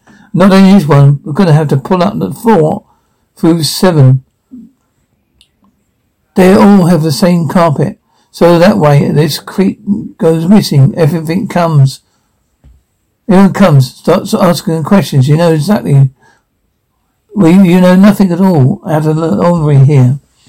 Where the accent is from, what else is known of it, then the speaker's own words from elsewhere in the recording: Arizona, United States; We're from Arizona. Oh, yeah? Yeah, right. Right outside of Scottsdale.